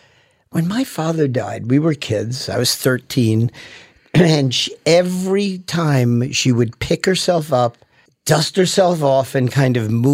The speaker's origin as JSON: {"language": "English", "town": "Manhattan", "region": "New York", "country": "United States", "tie": "born there", "also_born_or_lived": "Teaneck, United States", "said": "I was born in Manhattan."}